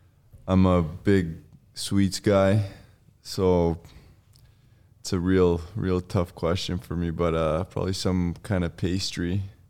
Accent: Siberia, Russia; now in Iowa, United States; I was born in Russia, Siberia

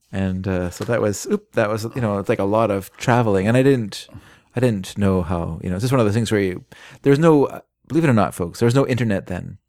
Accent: Vancouver, British Columbia, Canada; the Vancouver Sun, which was our family paper.

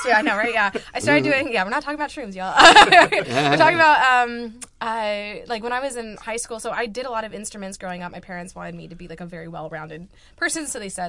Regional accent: Bend, Oregon, United States; now in Rochester, United States; as a kid from rural Oregon

